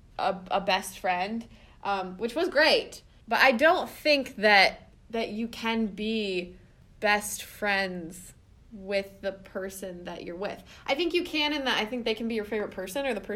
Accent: the South, United States; moved away; growing up in the South

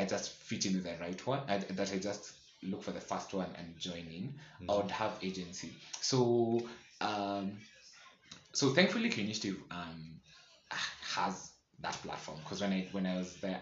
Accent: Nakuru, Nakuru County, Kenya; moved away as an adult; also born or lived in Eldoret; I grew up in Nakuru, so I literally didn't know any other queer person in Nakuru

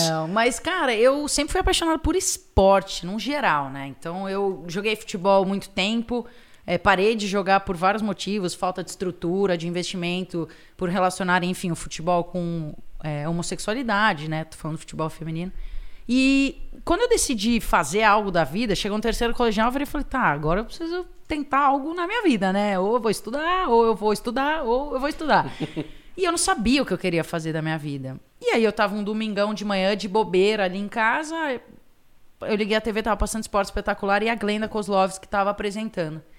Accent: Piracicaba, São Paulo, Brazil; now in São Paulo, Brazil; Eu sou do interior, sou de Piracicaba, que não é uma cidade tão pequena.

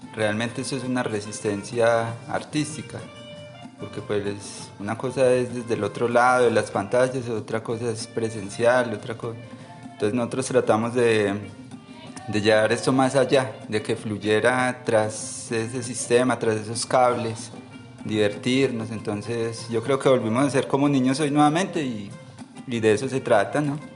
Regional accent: Manizales, Caldas, Colombia; yo también soy de acá de la ciudad de Manizales

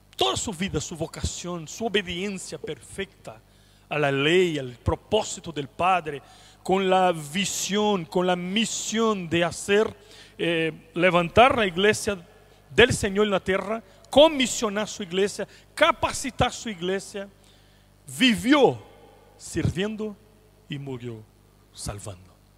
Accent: Brazil; Spanish is a second language; moved away as an adult; now in Chile; yo soy de Brasil y soy de una ciudad pequeña, provincia del país, al centro del país

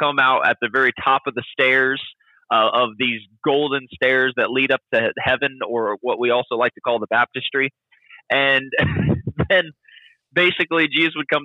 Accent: Logansport, Indiana, United States; also born or lived in Peru, Indiana; I grew up in Indiana. Lived there for pretty much 18 years, 15 years in a town called Logansport, and 3 years in a town called Peru

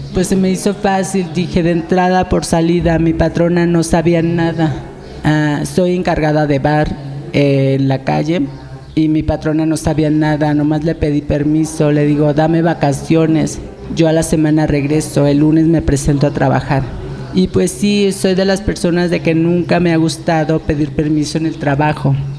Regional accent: Jalcocotán, Nayarit, Mexico; moved away; soy de Jalcocotán, Nayarit a una hora de Tepit Nayarit

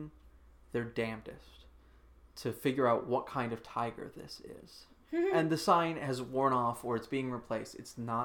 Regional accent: Omaha, Nebraska, United States; I'm from Omaha, Nebraska.

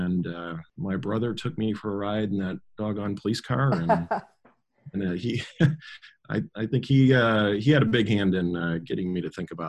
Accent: Jamestown, New York, United States; also born or lived in Washington, D.C. / Pittsburgh; I'm a local kid. I was born and raised in Jamestown and spent most of my life in Western New York.

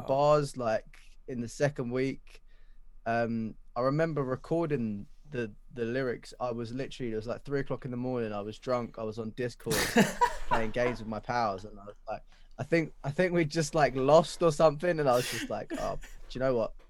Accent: London, United Kingdom; Where I grew up in Wanstead

